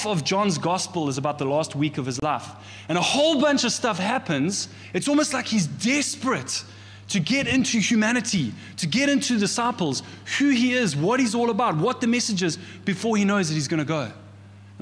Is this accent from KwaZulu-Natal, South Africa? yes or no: yes; Pietermaritzburg, KwaZulu-Natal, South Africa; in Maritzburg, I grew up in the Methodist Church